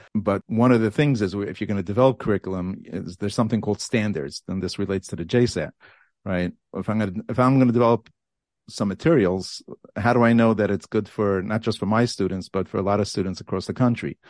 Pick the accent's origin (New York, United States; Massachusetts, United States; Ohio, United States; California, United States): New York, United States; New York City; moved away as an adult; now in Passaic, United States; Born and raised in a place called Borough Park, New York